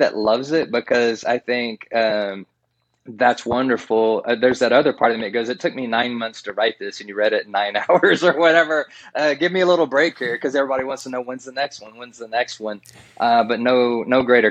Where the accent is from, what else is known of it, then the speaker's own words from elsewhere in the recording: Central Texas, United States; I'm not technically from East Texas, but I always say I could throw a rock and hit it from where I was in Central Texas